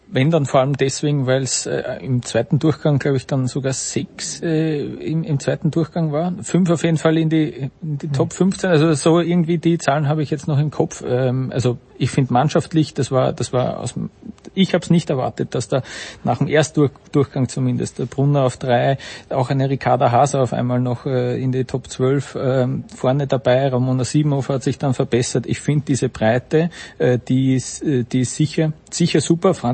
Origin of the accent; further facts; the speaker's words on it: Vienna, Austria; bin ein Wiener.